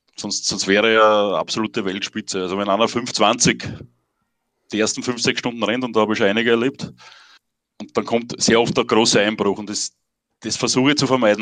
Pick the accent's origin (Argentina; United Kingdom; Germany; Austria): Austria; near Himberg, Lower Austria; im Ort, wo ich aufgewachsen bin, das ist bei Himberg